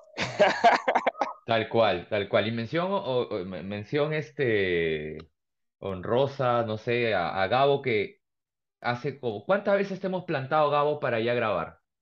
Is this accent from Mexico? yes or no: no; Peru; como peruano